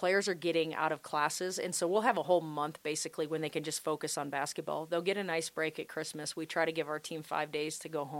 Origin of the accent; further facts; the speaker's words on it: Illinois, United States; moved away; I'm from Illinois originally, and a lot of my extended family was within 2 hours